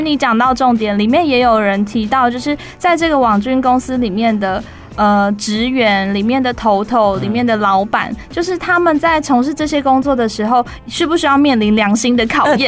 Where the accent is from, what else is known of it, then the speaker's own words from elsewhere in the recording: Fengshan, Kaohsiung, Taiwan; 小时候在文德嘛，文德国小，就凤山的国小